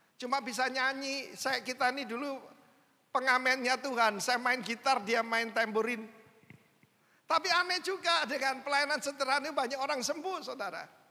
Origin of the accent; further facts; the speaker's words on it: Indonesia; saya orang Indo